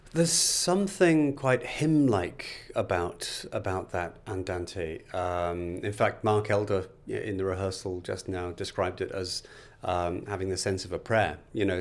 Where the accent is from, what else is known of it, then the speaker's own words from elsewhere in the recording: Liverpool, North West England, United Kingdom; I was born in Liverpool. Um, my parents had very normal working class jobs. My, my, my dad originally worked on the Liverpool docks